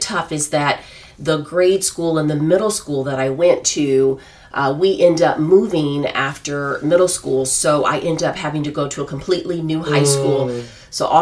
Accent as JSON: {"language": "English", "town": "Des Moines", "region": "Iowa", "country": "United States", "tie": "born or raised there", "said": "I was actually born and raised in Des Moines, Iowa"}